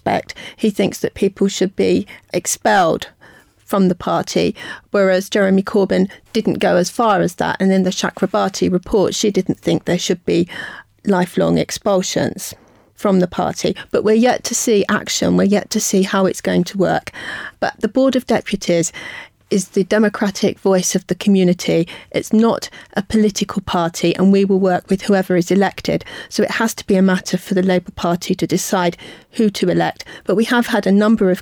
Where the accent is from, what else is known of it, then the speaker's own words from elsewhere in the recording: United Kingdom; we are British Jews and part of the fabric of the country